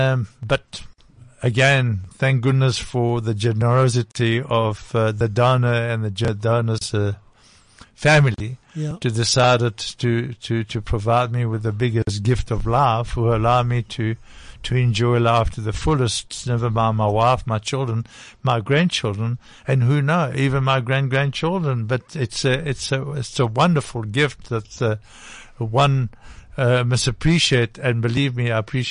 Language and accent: English; DR Congo; accent: French; now in South Africa; born in Congo, Belgium, Congo, DRC